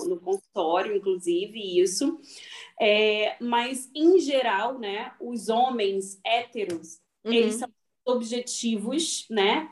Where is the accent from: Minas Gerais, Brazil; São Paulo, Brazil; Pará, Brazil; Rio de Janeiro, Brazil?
Rio de Janeiro, Brazil; moved away; eu e a Aline somos do Rio de Janeiro